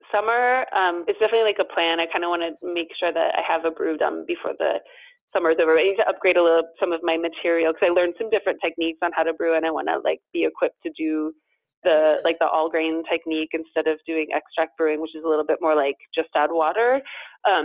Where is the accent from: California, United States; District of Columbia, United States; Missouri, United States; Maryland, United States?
California, United States; the South Bay, Bay Area; moved away as an adult; also born or lived in Olympia, Washington; now in Paris, France; growing up in California